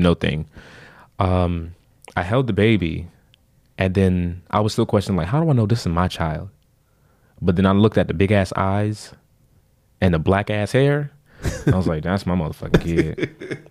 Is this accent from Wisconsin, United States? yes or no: no; Florida, United States; we're from Florida